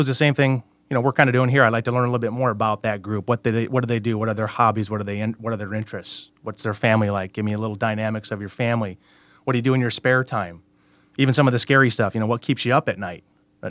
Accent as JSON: {"language": "English", "town": "Cedar Rapids", "region": "Iowa", "country": "United States", "tie": "born or raised there", "said": "I'm from Cedar Rapids, Iowa, just east a couple hours here of Des Moines. Born and raised, graduated from Cedar Rapids Prairie High School"}